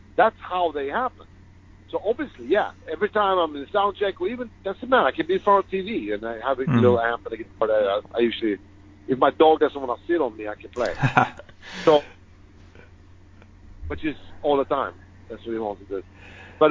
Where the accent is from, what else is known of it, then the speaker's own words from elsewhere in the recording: Sweden; When I grew up in Sweden, I've had bands from the point I was 8 years old